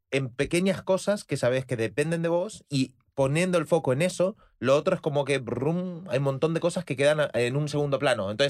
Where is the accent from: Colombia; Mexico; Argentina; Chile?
Argentina; now in Spain; yo vengo de Argentina